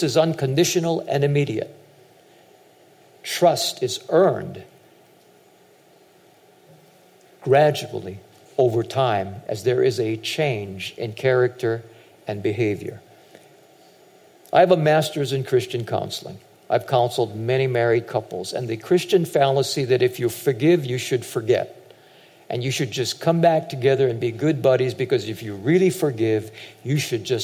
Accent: United States; also born or lived in Hawaii; I'm Japanese American

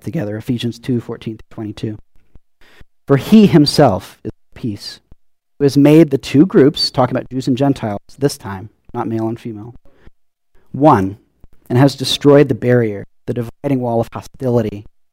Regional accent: Louisiana, United States; now in Tucson, United States; growing up in Louisiana and then moving to Tucson

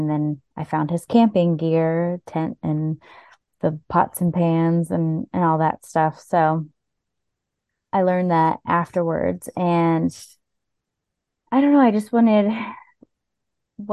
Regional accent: Virginia Beach, Virginia, United States; I'm actually from Virginia Beach

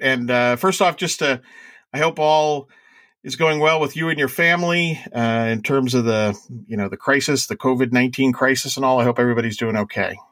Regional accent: New York, United States; I'm a New Yorker

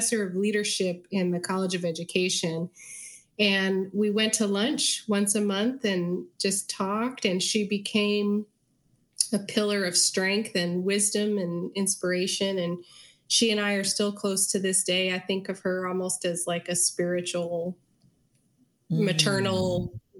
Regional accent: Southern Colorado, United States; moved away as an adult; also born or lived in East Coast; now in Texas, United States; I grew up in Southern Colorado

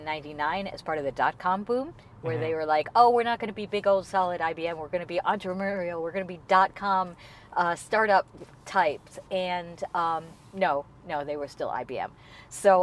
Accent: United States; moved away as an adult; also born or lived in London; now in Shanghai, China; I'm originally American, but I left the States in 93.

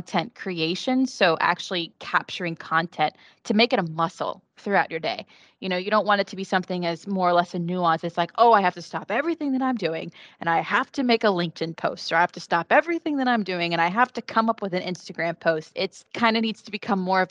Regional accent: West Virginia, United States; moved away as an adult; now in Florida, United States; I'm not from Florida. I am from West Virginia

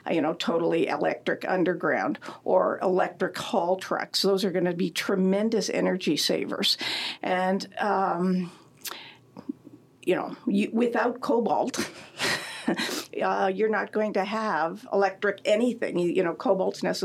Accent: Timmins, Ontario, Canada; moved away; I grew up in Timmins

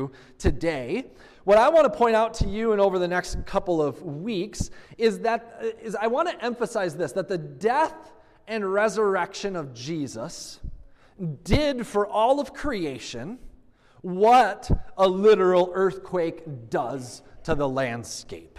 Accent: Minnesota, United States; moved away; also born or lived in Missouri; I grew up in Minnesota

